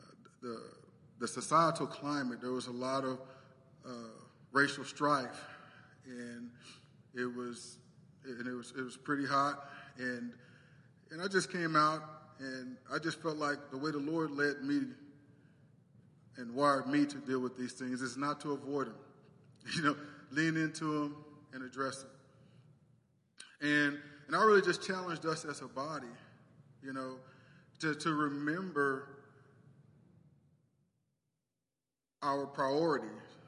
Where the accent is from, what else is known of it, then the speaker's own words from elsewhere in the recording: United States; I'm an American